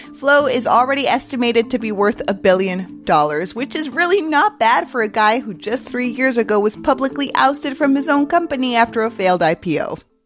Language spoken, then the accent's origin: English; Mexico City, Mexico; now in United States